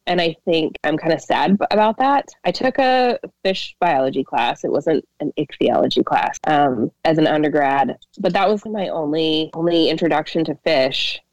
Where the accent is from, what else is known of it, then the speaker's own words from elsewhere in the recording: Idaho Falls, Idaho, United States; moved away as an adult; now in Minnesota, United States; I grew up in Idaho, kind of during the reintroduction of wolves